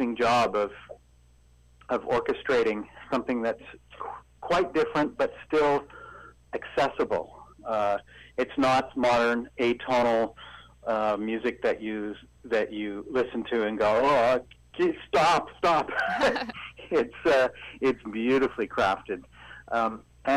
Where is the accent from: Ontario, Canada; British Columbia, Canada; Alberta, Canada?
British Columbia, Canada; North Vancouver; moved away; I grew up in North Vancouver